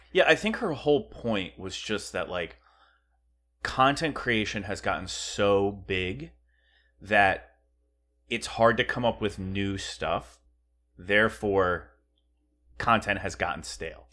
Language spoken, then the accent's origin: English; Pennsylvania, United States; moved away; we're from Pennsylvania, too